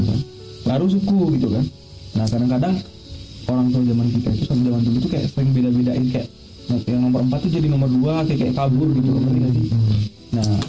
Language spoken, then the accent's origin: Indonesian; Medan, North Sumatra, Indonesia; born there; Tapi aku lahir di Medan.